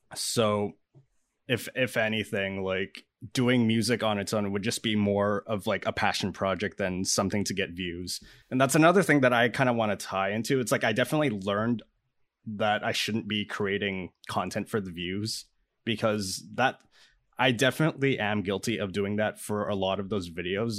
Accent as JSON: {"language": "English", "country": "Canada", "said": "I'm a Canadian musician and producer"}